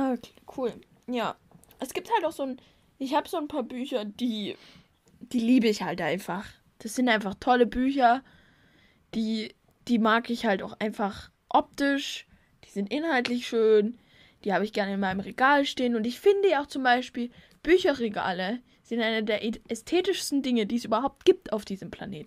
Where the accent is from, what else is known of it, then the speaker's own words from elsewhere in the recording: Germany; bei uns in Deutschland